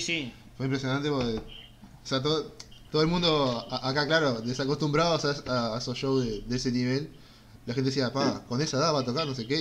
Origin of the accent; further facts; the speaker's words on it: Uruguay; yo como, como uruguayo, yo tuve que ir hasta cierto grado de liceo y estudiar historia uruguaya